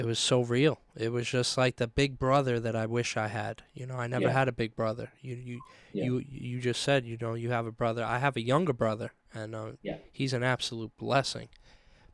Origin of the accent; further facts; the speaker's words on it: New York City, New York, United States; I'm from Staten Island, home of the …